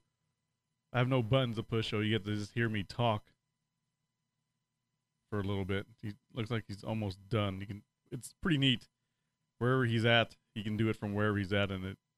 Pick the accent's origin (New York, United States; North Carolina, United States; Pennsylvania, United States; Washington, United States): Washington, United States; I'm from Washington State, and as much as I love the landscape, I still don't like how the state is run, and it's too expensive there.